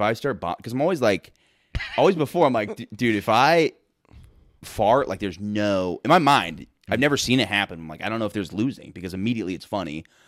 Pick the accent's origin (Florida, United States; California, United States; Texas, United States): Florida, United States; moved away; I'm from Florida originally